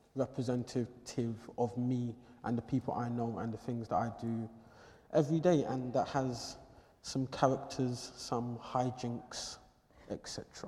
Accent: London, United Kingdom; growing up in London

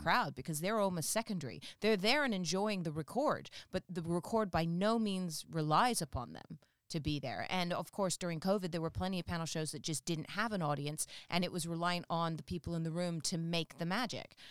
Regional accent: England, United Kingdom; the North don't realize I'm from the South unless I tell them because of the whole accent

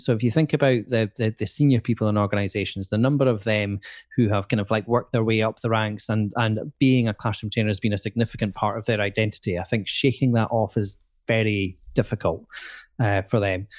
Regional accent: Edinburgh, Scotland, United Kingdom; moved away as an adult; also born or lived in Aberdeen; I'm from Edinburgh and I wanted to, to move out of Edinburgh

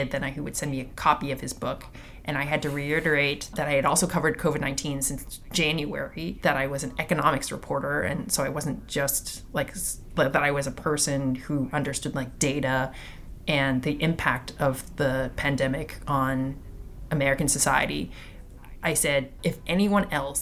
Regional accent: Toronto, Ontario, Canada; I'm from Toronto

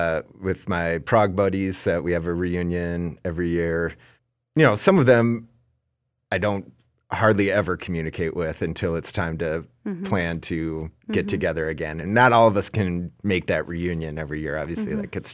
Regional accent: Minnesota, United States; now in New York, United States; So even though I'm like New Yorker and all of that, like, you know very well, I'm a Minnesota boy through and through.

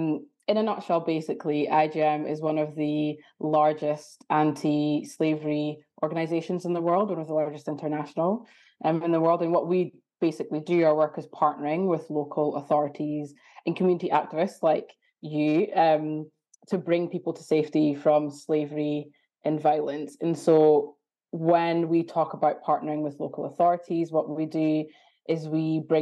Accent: Ghana; also born or lived in Aberdeen; now in Edinburgh, United Kingdom; So I'm from Ghana / Aberdeen, but I'm currently in Edinburgh at the moment.

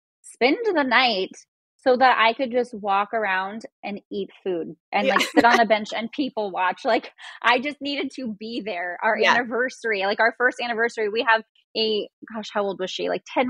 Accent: Inland Empire, California, United States; I grew up like in the Inland Empire.

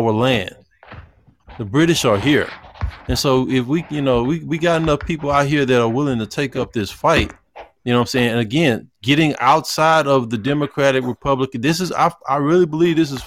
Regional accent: Houston, Texas, United States; I'm from Houston

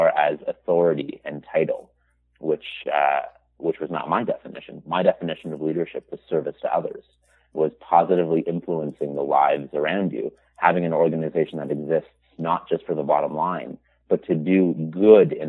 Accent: Toronto, Ontario, Canada; I'm from Toronto, Canada, born and raised.

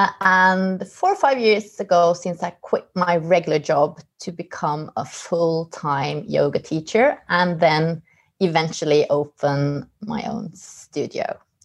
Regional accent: Oslo, Norway; as you mentioned. I am from Oslo.

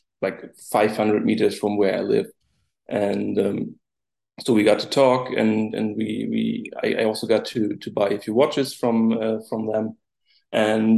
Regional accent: Rostock, Mecklenburg-Vorpommern, Germany; I'm from Rostock, it's called. So it's from the northeast of the country, situated directly at the Baltic Sea

